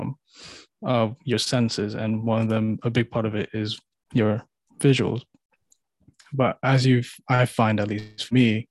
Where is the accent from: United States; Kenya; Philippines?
Philippines; moved away; back in the Philippines